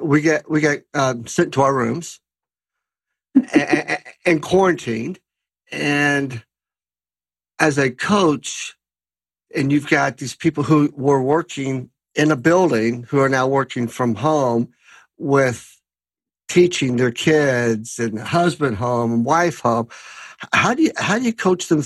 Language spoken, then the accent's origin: English; Lexington, Kentucky, United States; I grew up in Lexington, Kentucky